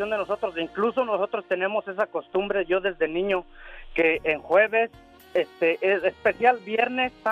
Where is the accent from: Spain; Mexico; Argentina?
Mexico; Fresnillo, Zacatecas; now in Oregon, United States; Yo soy de parte de Fresnillo, de México Nuevo, Fresnillo, Zacatecas. Ay, qué bonito. Un humilde ranchito por ahí, nacido en México Nuevo.